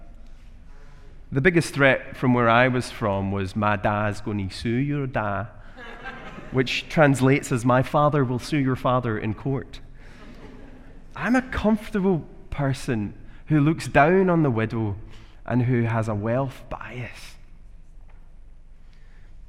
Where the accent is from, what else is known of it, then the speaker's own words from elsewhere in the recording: Glasgow, Scotland, United Kingdom; moved away as an adult; now in Edinburgh, United Kingdom; I'm from Glasgow